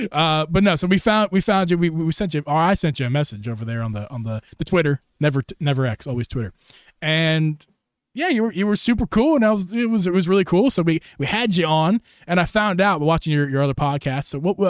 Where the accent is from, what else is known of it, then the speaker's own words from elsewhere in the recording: Philadelphia, Pennsylvania, United States; We found out that we're from the Philly area, of the Philly.